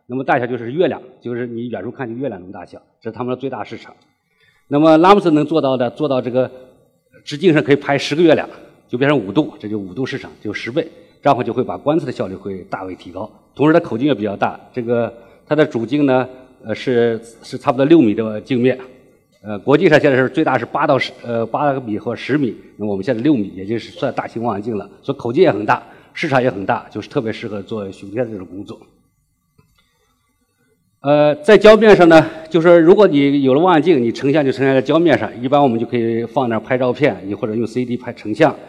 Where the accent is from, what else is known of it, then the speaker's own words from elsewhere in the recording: China; 这是完全是我们中国人自己的创新。